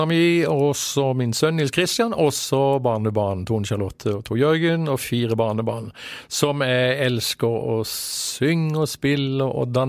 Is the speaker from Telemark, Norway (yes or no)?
yes; Skien, Telemark, Norway; Vi er jo fra Skien begge to.